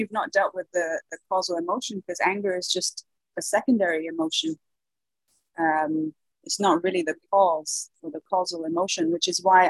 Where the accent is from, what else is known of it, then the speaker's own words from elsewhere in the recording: Dubai, United Arab Emirates; also born or lived in Brazil; Well, I was born in Brazil. My mother's Brazilian, my father's British, English, but I was raised in the Middle East. I was raised in Dubai.